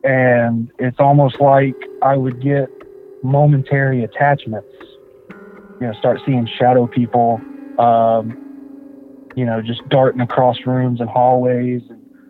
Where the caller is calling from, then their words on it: Warner Robins, Georgia, United States; I live in Warner Robins, Georgia.